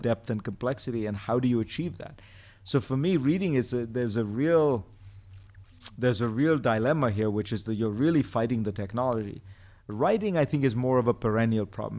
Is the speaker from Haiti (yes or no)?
no; India; moved away; when I grew up in India, there was no television until I was ten years old.